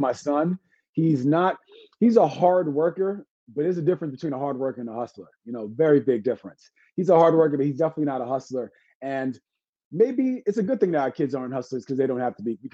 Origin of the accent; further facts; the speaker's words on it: New York City, New York, United States; I'm from Brooklyn